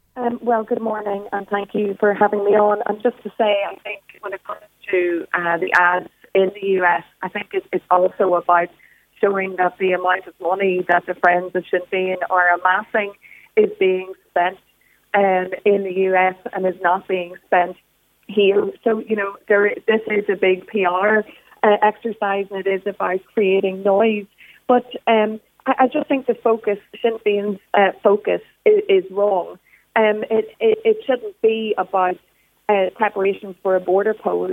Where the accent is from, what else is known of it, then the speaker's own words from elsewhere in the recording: Tyrone, Northern Ireland, United Kingdom; moved away; I am originally from Tyrone